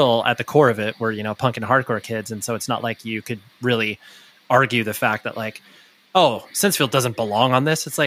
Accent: Southern California, United States; born or raised there; also born or lived in Orange County / Newport Beach

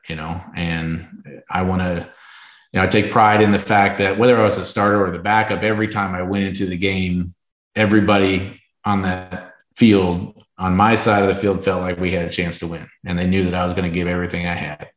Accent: Arizona, United States; my hometown team

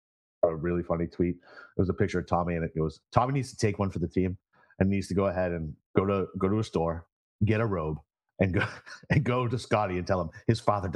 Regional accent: Massachusetts, United States; my home state of Massachusetts

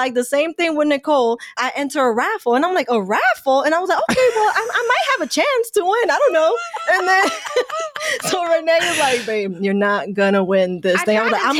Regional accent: New York, United States; growing up in New York

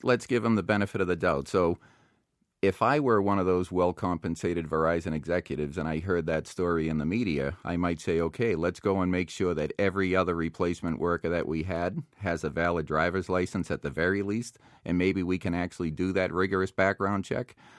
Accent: Boston, Massachusetts, United States; now in Plymouth, United States; I grew up in South Boston. I now live down in Plymouth.

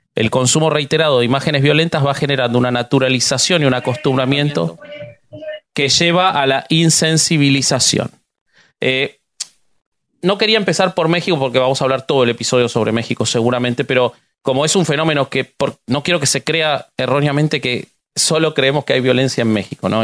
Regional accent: Argentina; soy argentino

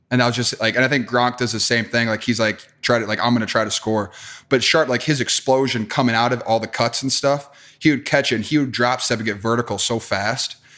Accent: Wisconsin, United States; growing up in Wisconsin.

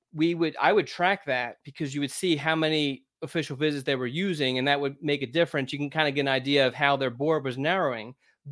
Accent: Philadelphia, Pennsylvania, United States; When I was in when I lived in Philadelphia, I grew up in Philadelphia, but we moved to the suburbs when I was in my freshman year.

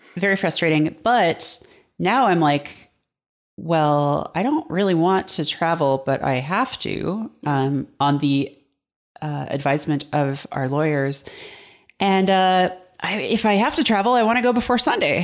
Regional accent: Canada; moved away as an adult; now in United States; I am, uh, not American. I'm from Canada

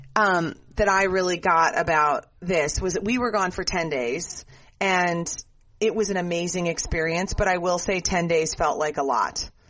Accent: Minnesota, United States; we grew up in Minnesota

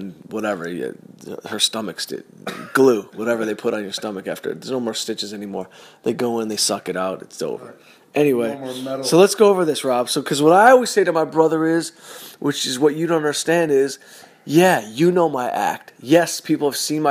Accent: Southfield, Michigan, United States; I'm from Southfield, Michigan. Yeah, I grew up in a fully diverse community

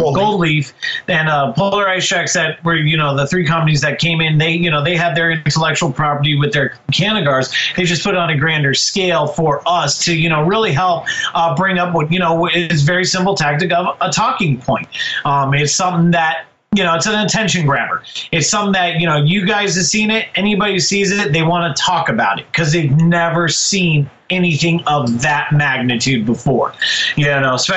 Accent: Colorado, United States; moved away as an adult; also born or lived in Denver; now in Seattle, United States; I'm born and raised in Colorado. I am a native.

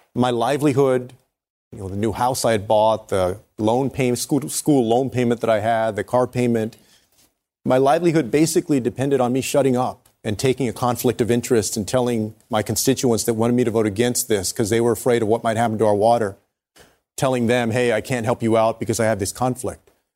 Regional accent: Texas, United States; In Texas, in my home state of Texas

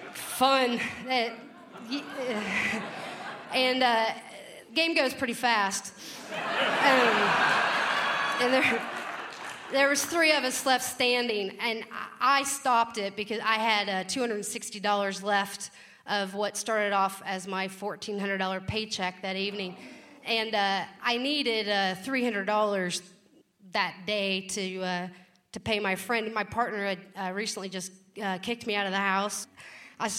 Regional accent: Kentucky, United States; now in Pacific Northwest, United States; I'm from Kentucky. Not the part where they race horses and drink mint juleps. I'm from the part of Kentucky where your moms fist fight in the front yard

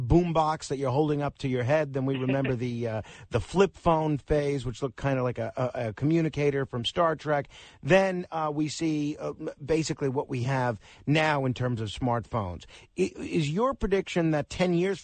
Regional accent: New York City, New York, United States; Staten Island, which is my hometown. It's one of the boroughs here in New York City.

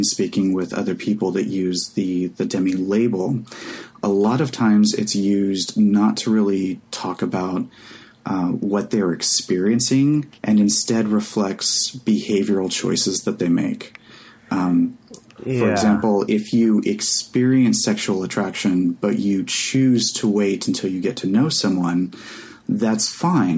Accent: Oklahoma, United States; Growing up in Oklahoma in the 90s

